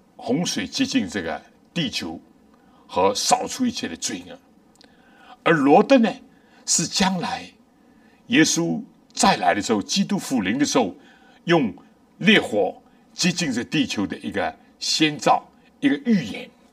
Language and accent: Chinese; China; 我们中国人